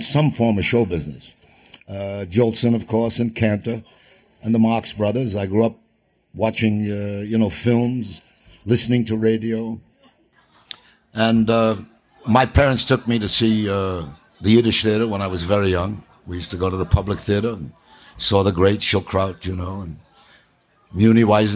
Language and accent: English; New York, United States; I grew up on the Lower East Side of New York, Williamsburg, Brooklyn